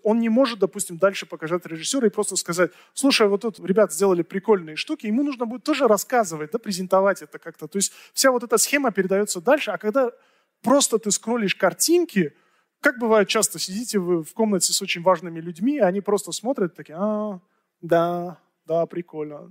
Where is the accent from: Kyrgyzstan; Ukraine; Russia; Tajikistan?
Tajikistan; в Таджикистане, у меня на родине